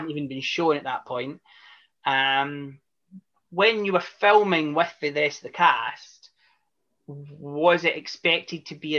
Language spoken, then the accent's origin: English; Scotland, United Kingdom; I'm Scottish